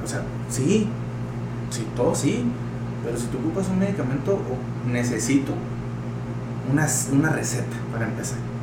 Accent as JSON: {"language": "Spanish", "country": "Mexico", "said": "yo soy de la Guerrero"}